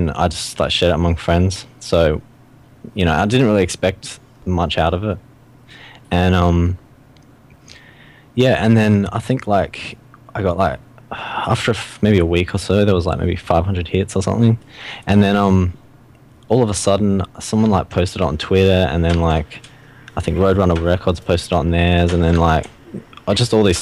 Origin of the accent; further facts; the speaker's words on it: Australia; I'm from Australia